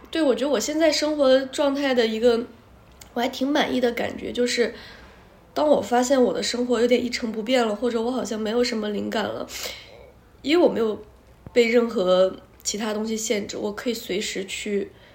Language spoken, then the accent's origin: Chinese; Harbin, Heilongjiang, China; moved away as an adult; 我是哈尔滨人，然后就在哈尔滨出生长大，一直到十八岁